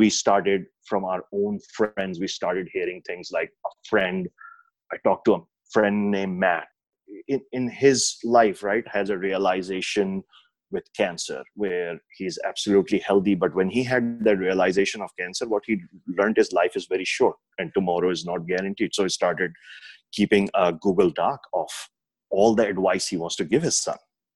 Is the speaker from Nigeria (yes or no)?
no; Pakistan; moved away; growing up in Pakistan